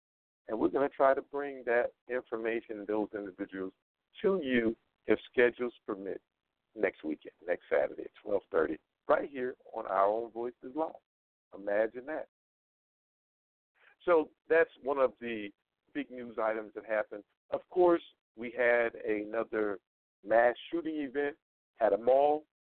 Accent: North Carolina, United States; now in Las Vegas, United States; my home state of North Carolina.

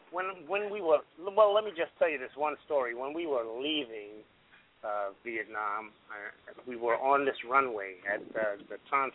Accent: New York City, New York, United States; I grew up in the Bronx in a one-bedroom apartment with seven kids.

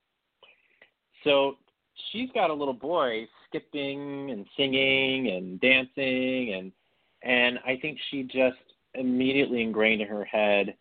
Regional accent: Beaumont, Texas, United States; also born or lived in Orange, Texas; I grew up about an hour and a half east of Houston in Beaumont, Texas

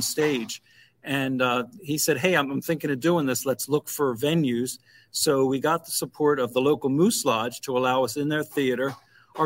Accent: Philadelphia, Pennsylvania, United States; now in South Carolina, United States; the Philadelphia area

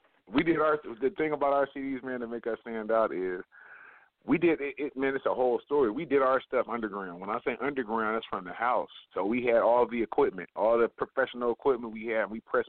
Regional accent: West Coast, United States; I grew up in the West Coast.

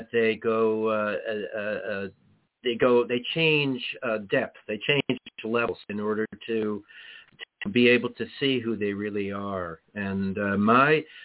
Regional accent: New York City, New York, United States; moved away as an adult; also born or lived in California; I grew up in Manhattan

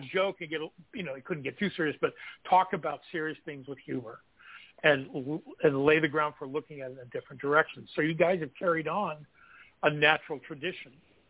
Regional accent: Kansas, United States; moved away as an adult; also born or lived in Stockton, California / San Francisco, California; I'm from Kansas.

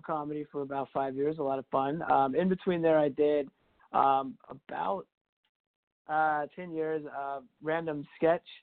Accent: Huntsville, Alabama, United States; also born or lived in Athens, Alabama; I was born there, but I moved to Huntsville when I was 3. So technically, I just normally say I'm from Huntsville

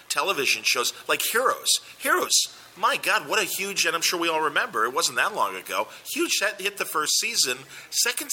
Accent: Chicago, Illinois, United States; I'm from Chicago

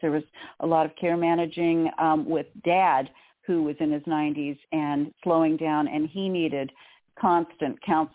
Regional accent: Southern California, United States; we grew up in SoCal in the 70s, which was hot as blazes

